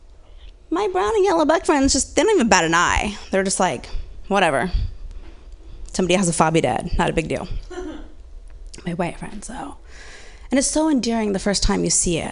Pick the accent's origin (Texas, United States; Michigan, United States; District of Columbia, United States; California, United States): California, United States; Orange County, Southern; I grew up in Orange County, Southern California, mixed girl